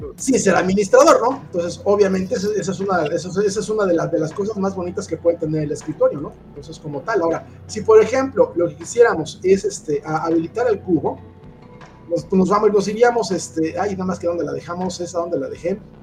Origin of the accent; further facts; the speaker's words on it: Mexico; nosotros como mexicanos o como latinoamericanos